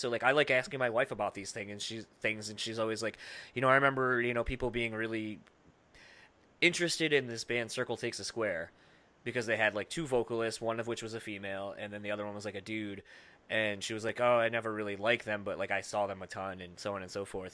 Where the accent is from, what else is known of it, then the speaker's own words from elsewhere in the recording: Midwest, United States; I grew up in the Midwest